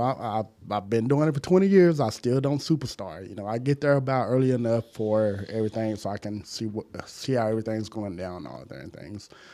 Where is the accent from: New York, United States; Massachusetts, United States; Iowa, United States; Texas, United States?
Texas, United States; Dallas; I grew up in Southeast Dallas